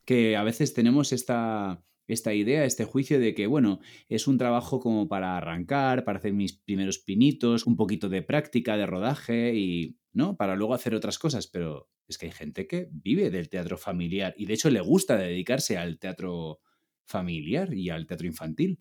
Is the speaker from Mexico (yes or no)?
no; Ibiza, Balearic Islands, Spain; moved away as an adult; also born or lived in Barcelona; now in Madrid, Spain; yo soy de Ibiza, estudié en Barcelona y ahora vivo en Madrid.